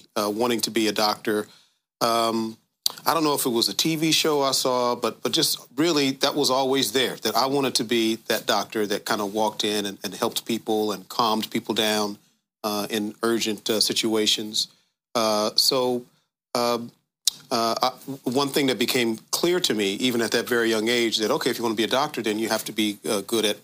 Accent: Dayton, Ohio, United States; moved away as an adult; also born or lived in Washington, D.C.; I'm from Dayton, grew up on the west side of Dayton, which is the black side of town

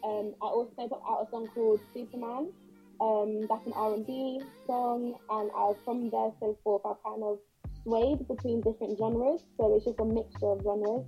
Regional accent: United Kingdom; because my background is Caribbean, as well as being British.

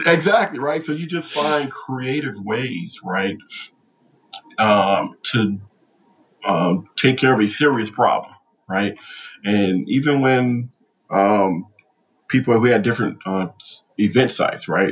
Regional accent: Compton, California, United States; moved away as an adult; growing up in Compton

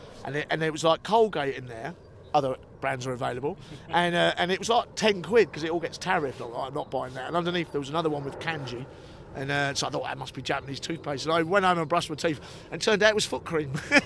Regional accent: United Kingdom; You're so well respected as a British gardener, and we are front runners in this, in the world, and we don't sing enough about it, I don't think.

